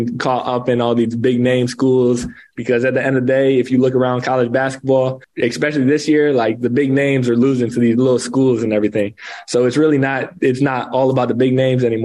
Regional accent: Savannah, New York, United States; moved away as an adult; also born or lived in Seneca Falls, New York; now in Provo, United States; I grew up in Savannah, New York. That's my hometown.

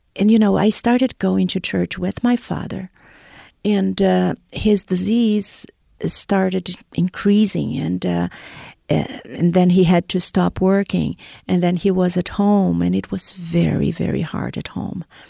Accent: Brazil; moved away as an adult; also born or lived in Boston; I am originally from Brazil

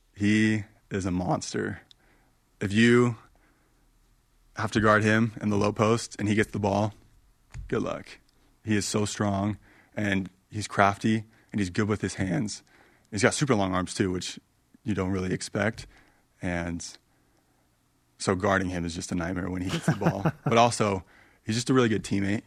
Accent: Arizona, United States; growing up in Arizona, loved A S U.

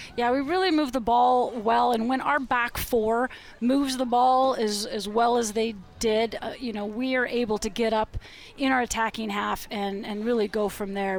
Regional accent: Portland, Oregon, United States; moved away; always great to come back to my hometown.

